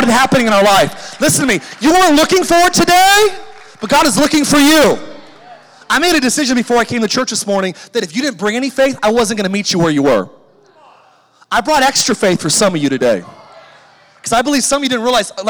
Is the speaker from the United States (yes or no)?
yes; California, United States; moved away as an adult; now in Idaho, United States; I grew up in California and I had a lot of friends and a lot of influence down there. And when I became a Christian and moved to Idaho away from everybody that I knew